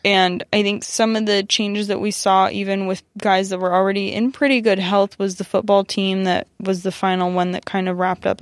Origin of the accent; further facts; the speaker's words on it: United States; growing up being Iranian American